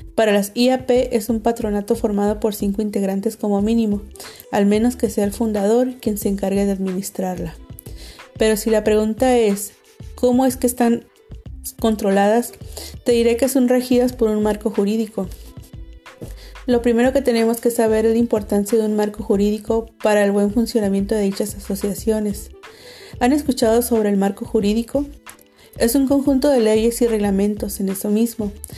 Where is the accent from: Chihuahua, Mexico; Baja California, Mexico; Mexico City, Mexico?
Baja California, Mexico; Tijuana; Soy tijuanense de corazón